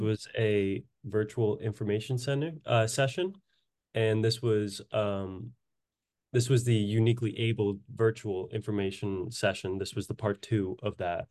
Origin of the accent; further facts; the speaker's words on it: Woburn, Massachusetts, United States; my hometown, Woburn, Massachusetts